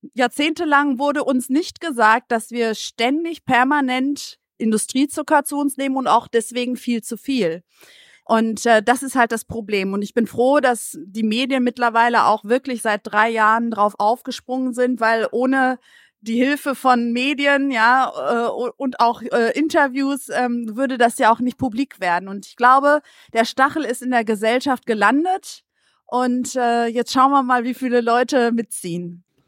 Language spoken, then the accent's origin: German; Greece; now in Germany; als Griechin